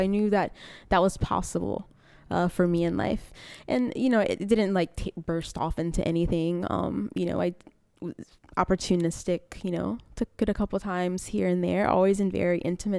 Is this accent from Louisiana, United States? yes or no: yes; Rayne, Louisiana, United States; now in Germany; Originally, I'm from a little town outside Lafayette. It's called Rain.